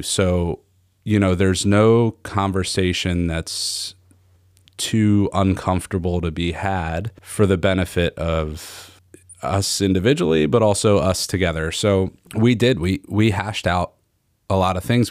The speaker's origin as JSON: {"language": "English", "town": "Norristown", "region": "Pennsylvania", "country": "United States", "said": "I'm from the Philly suburbs, from, uh, from Norristown in Montgomery County."}